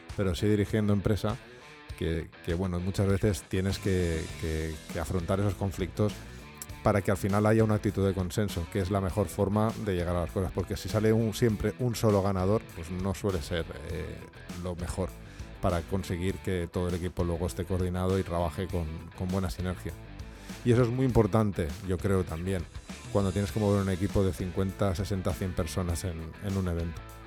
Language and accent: Spanish; Valencia, Valencian Community, Spain; ahora está en mi tierra, en Valencia